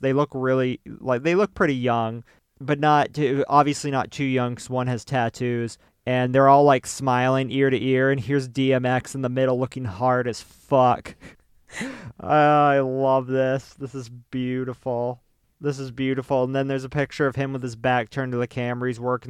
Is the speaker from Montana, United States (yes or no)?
no; Georgia, United States; I also appreciate the y'all because I'm from Georgia.